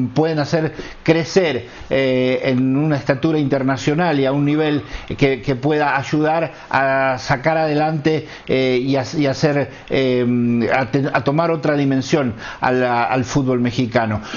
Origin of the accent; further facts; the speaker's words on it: Argentina; soy argentino